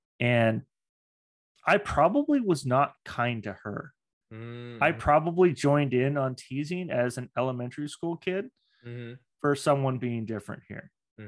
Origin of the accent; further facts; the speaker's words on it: Redmond, Washington, United States; And, you know, I grew up in Redmond.